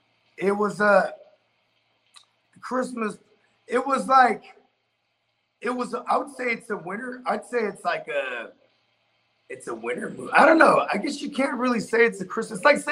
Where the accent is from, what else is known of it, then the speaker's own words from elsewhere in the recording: California, United States; I'm from Cali.